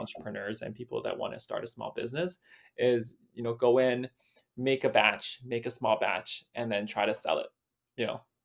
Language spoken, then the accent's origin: English; Vancouver, British Columbia, Canada; I was born and raised in Vancouver